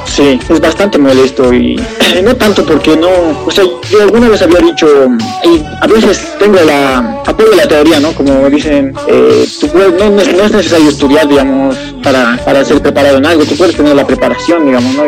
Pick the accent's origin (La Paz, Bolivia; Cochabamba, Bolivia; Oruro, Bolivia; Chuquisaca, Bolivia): La Paz, Bolivia; El Alto; yo soy de, la, de La Paz, del Alto